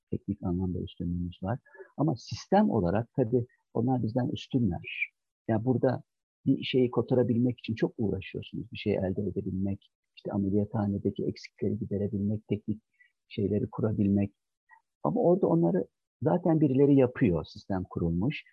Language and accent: Turkish; Çankırı Province, Turkey; moved away as an adult; now in Ankara, Turkey; Ben 1963 yılında Çankırı'da doğdum ve orada büyüdüm.